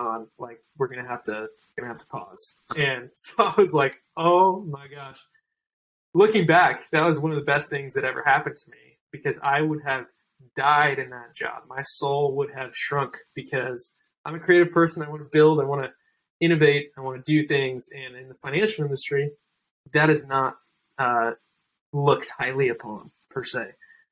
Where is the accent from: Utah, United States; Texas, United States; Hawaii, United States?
Utah, United States; Salt Lake City; moved away as an adult; also born or lived in Irvine, California; now in California, United States; Salt Lake City, Utah.